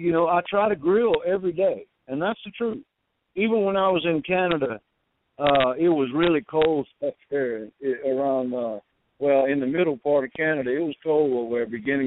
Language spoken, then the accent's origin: English; Cajun, Louisiana, United States; I'm a Cajun boy